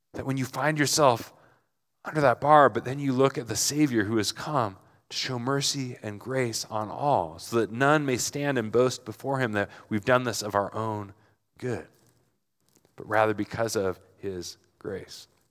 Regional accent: Portland, United States; I'm in Flagstaff and I'm from Portland

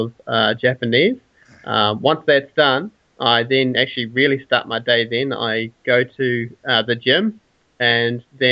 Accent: Tauranga, Bay of Plenty, New Zealand; also born or lived in Auckland, New Zealand; now in Invercargill, New Zealand; I was born in Tauranga, which is in the North Island

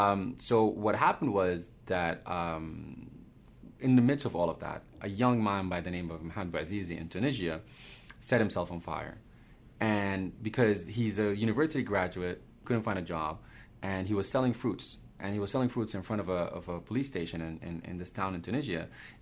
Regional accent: Sudan; English is a second language; also born or lived in Romania; Because I was born in Romania. My father was a diplomat. I'm originally from Sudan. When we went back to Sudan, 1989, a coup happened.

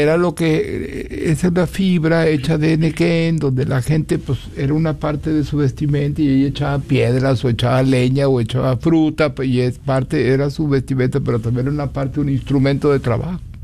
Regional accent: Celaya, Guanajuato, Mexico; now in Dallas, United States; yo soy de Celaya, Guanajuato

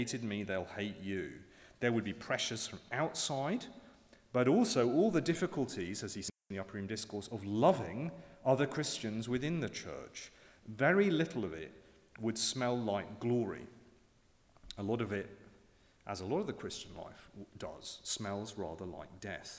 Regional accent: around London, United Kingdom; moved away; when I was at school growing up around London

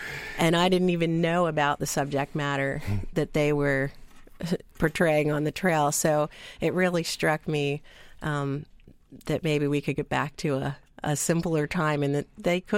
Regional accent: Ephrata, Pennsylvania, United States; I am from Ephrata.

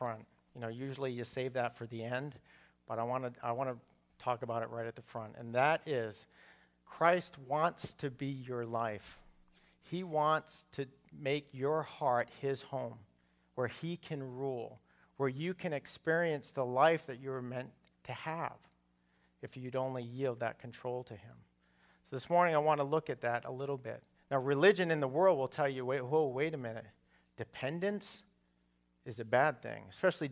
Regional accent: Massachusetts, United States; I grew up in Massachusetts

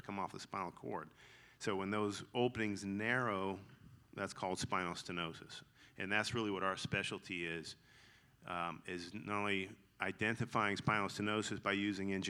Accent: Augusta, Georgia, United States; accent: twang; I grew up in Augusta

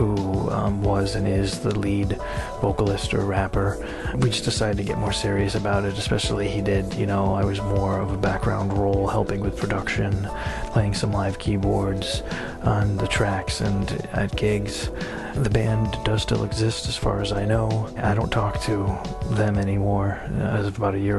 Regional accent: Norwich, Connecticut, United States; I was born in Norwich, Connecticut, and grew up there

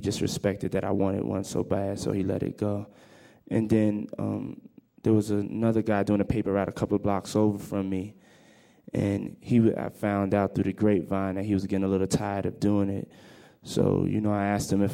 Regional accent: New York City, New York, United States; also born or lived in Mount Vernon, New York; I grew up in New York, in Harlem, New York.

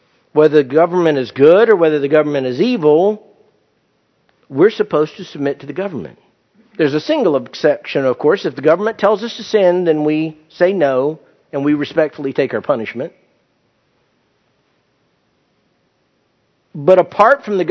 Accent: United States; I'm an American citizen

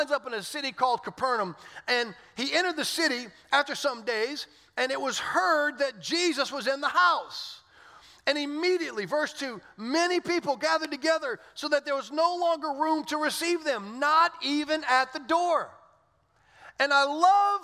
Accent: South Louisiana, United States; moved away; I didn't grow up in Orlando. I grew up in South Louisiana

